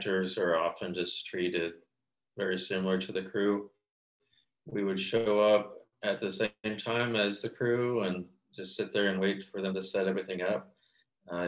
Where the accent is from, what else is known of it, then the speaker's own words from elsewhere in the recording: Montana, United States; moved away as an adult; also born or lived in China / Los Angeles; I went back to Montana late March of 2020 and spent the rest of the year in my hometown